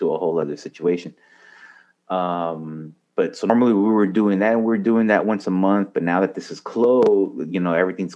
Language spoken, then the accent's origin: English; El Paso, Texas, United States; moved away as an adult; now in Dallas, United States; I'm originally from El Paso, born and raised.